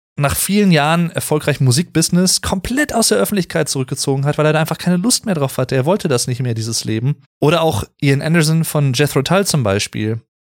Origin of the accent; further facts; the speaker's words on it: Sauerland, North Rhine-Westphalia, Germany; Ich komme ja aus dem Sauerland, ich bin gebürtiger Sauerländer